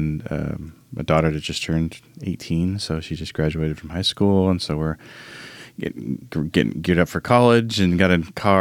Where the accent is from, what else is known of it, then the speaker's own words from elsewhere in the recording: Arizona, United States; I grew up in Arizona with a single mom who was codependent